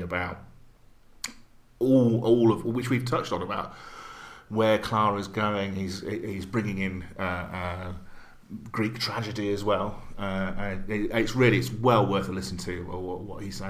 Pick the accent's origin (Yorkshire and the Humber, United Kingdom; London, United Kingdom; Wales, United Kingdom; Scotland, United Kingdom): Scotland, United Kingdom; I'm Scottish